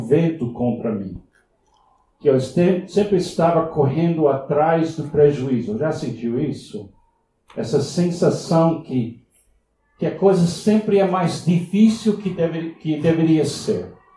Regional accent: Miami, Florida, United States; Portuguese is a second language; moved away; nasci em Miami, nos Estados Unidos

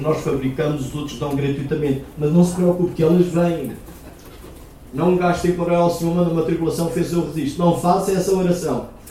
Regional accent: Aveiro, Centro, Portugal; moved away; Eu sou de Aveiro originalmente e eu praticava remo lá em Aveiro

